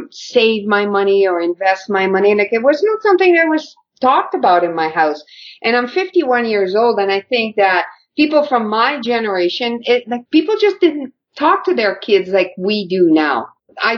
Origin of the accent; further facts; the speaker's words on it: Quebec, Canada; I grew up in Quebec